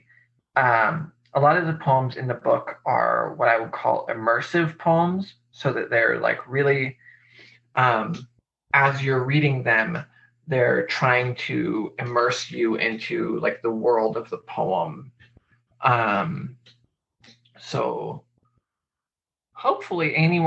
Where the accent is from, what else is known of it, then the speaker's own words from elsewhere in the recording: Spokane, Washington, United States; I grew up outside of Spokane in the Freeman School